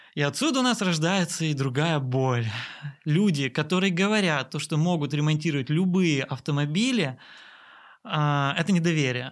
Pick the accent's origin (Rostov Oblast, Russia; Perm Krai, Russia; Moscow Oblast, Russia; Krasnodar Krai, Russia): Perm Krai, Russia; Perm; три автосервиса в моем родном городе Перми